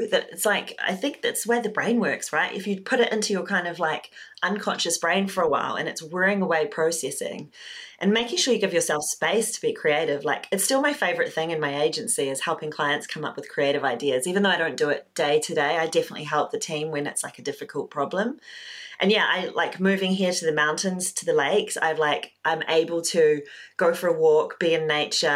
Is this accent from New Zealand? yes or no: yes; New Zealand; moved away as an adult; also born or lived in London, United Kingdom; So I'm Kiwi, New Zealander, but I moved to London 15 years ago